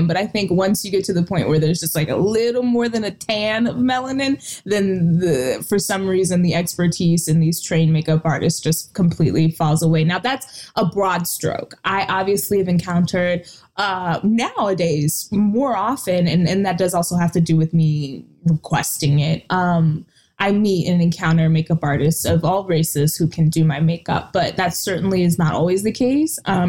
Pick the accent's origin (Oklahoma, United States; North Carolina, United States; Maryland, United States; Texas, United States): Texas, United States; I'm from Texas